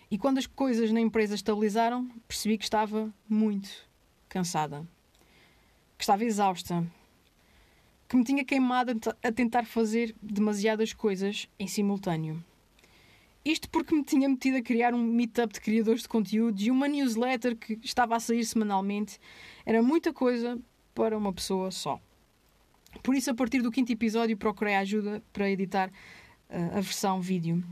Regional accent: Azores, Portugal; moved away; also born or lived in Angra do Heroísmo / mainland Portugal

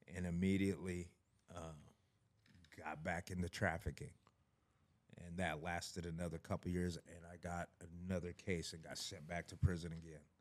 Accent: Issaquah, Washington, United States; I'm from Issaquah, Washington, raised by white parents

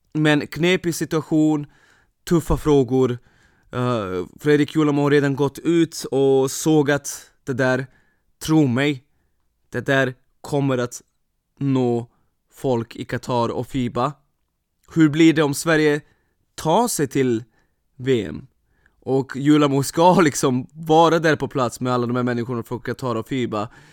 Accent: Vršac, Vojvodina, Serbia; now in Sweden; min hemstad Vrshats

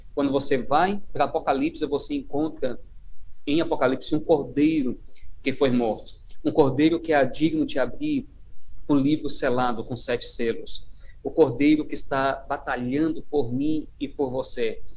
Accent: Paraíba, Brazil; moved away; eu sou da terra aí, né, do, uh, sou da Paraíba e uh, sou, a minha origem aí na, na, na União Nordeste

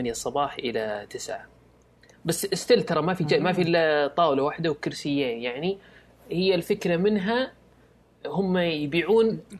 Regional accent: Riyadh, Riyadh Province, Saudi Arabia; عندنا في الرياض

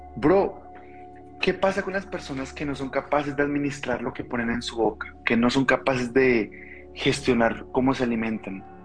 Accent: Colombia; now in Mexico; soy colombiano, vivo en México

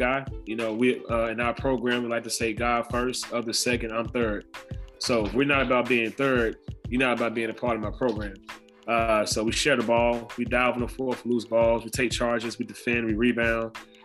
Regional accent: Memphis, Tennessee, United States; moved away; I'm from Memphis

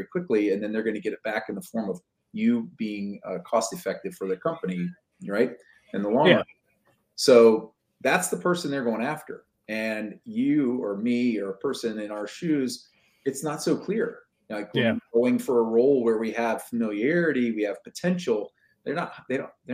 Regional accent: United States; also born or lived in Seattle area; as an American

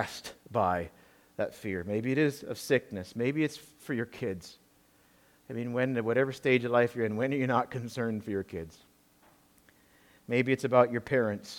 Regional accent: Peterborough, Ontario, Canada; my hometown in Peterborough, Ontario

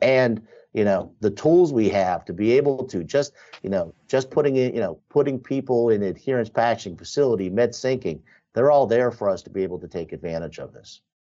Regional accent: Western Pennsylvania, United States; I'm growing up in Western Pennsylvania

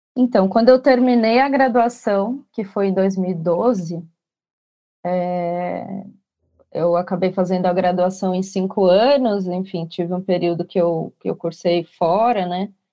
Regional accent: São Paulo, Brazil; eu sou daqui de São Paulo

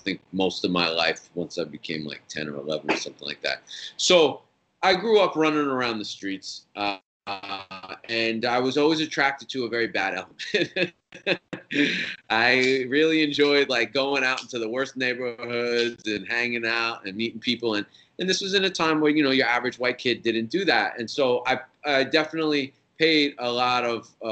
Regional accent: Allentown, Pennsylvania, United States; moved away as an adult; also born or lived in New York City / Miami; I was born in New York City, and around 5 years old, maybe less. I know we had an apartment in New York until I was about five, but we moved about an hour and a half away to a place called Allentown. And that's in Pennsylvania, right on the other side of Jersey

